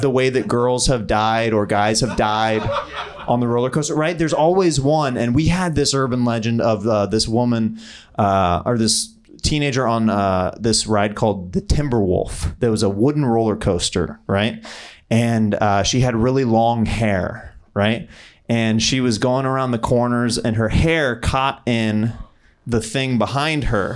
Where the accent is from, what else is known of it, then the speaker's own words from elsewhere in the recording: Kansas City, United States; I'm from Kansas City. Like I used to go to this place called Worlds of Fun